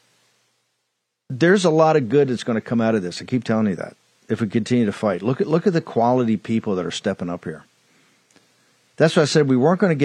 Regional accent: Richmond, Virginia, United States; I come from Richmond

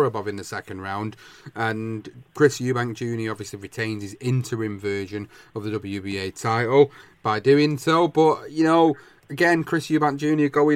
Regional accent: United Kingdom; as British fans

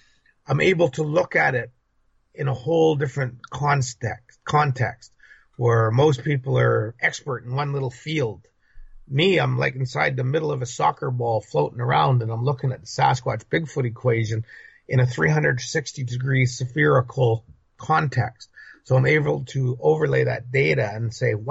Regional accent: British Columbia, Canada; I'm from British Columbia, British Columbia

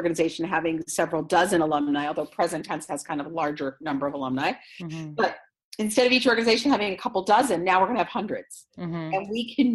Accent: Israel; moved away; I come from Israel

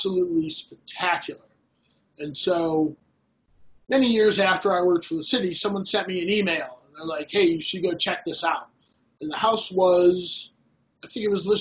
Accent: Los Angeles, California, United States; now in Cleveland, United States; I'm originally from Los Angeles

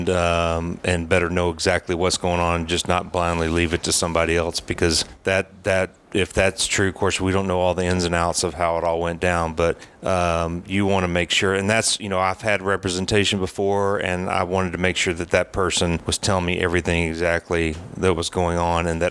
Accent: Knoxville, Tennessee, United States; moved away as an adult; also born or lived in Atlanta / Oakland; I grew up in Knoxville, come here to Atlanta

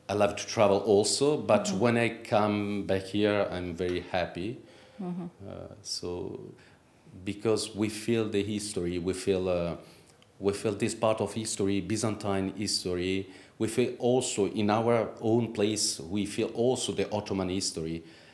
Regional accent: Italy; English is a second language; In Italy. I grew up in Italy.

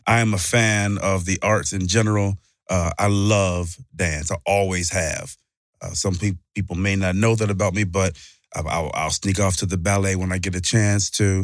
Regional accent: Mississippi, United States; I'm from Mississippi

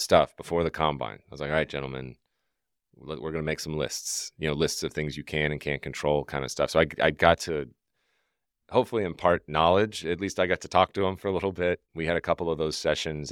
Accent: Deep South, United States; I grew up in the Deep South

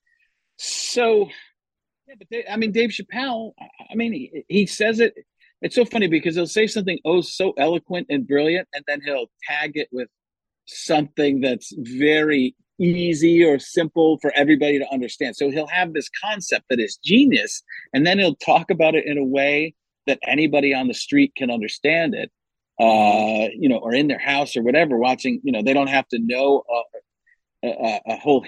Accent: Chicago, Illinois, United States; I'm just going to use Italian people and you know, I'm Italian from Chicago, so I can only tell you about a third of what I know.

